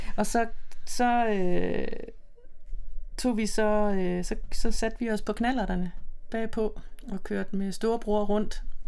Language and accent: Danish; Silkeborg, Central Denmark Region, Denmark; I Silkeborg, i øh, Midtjylland